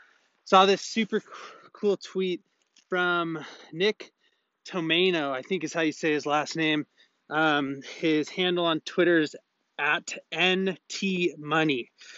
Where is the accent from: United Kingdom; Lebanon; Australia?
Lebanon; I'm from Lebanon, and if some people here are not aware, we are going through a disastrous economic political crisis.